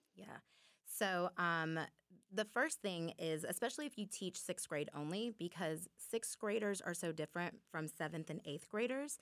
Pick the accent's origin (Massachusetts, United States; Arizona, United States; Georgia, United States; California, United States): Georgia, United States; Muscogee County; the teachers that I had growing up in Muskogee County who poured into me